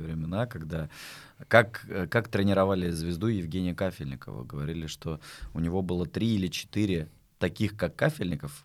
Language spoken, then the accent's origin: Russian; Astrakhan, Astrakhan Oblast, Russia; moved away as an adult; also born or lived in Saint Petersburg; в Астрахане, в родном городе